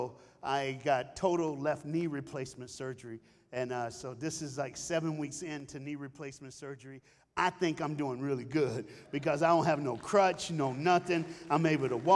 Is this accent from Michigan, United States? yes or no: no; Knoxville, Tennessee, United States; I was born and raised in Knoxville, Tennessee